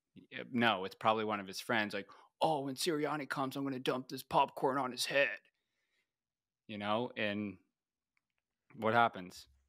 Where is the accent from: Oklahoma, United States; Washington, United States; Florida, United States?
Florida, United States; Tampa; Bucks are my hometown team